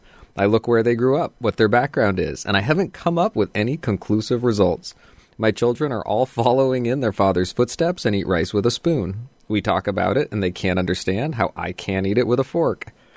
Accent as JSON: {"language": "English", "country": "Canada", "tie": "born or raised there", "said": "I am of Pakistani background, but was born and raised in Canada. I grew up eating with a fork."}